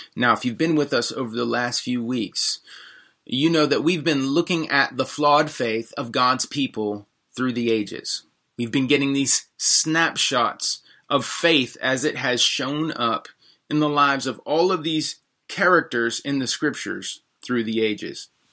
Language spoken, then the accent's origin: English; United States; also born or lived in Washington, D.C.; as American Christians